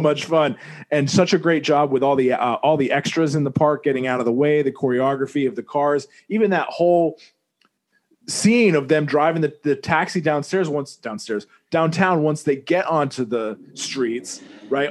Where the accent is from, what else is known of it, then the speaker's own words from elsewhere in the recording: Vermont, United States; moved away; also born or lived in New York City; I didn't grow up in New York City, but you know I was raised in Vermont, but I grew up in New York City, right?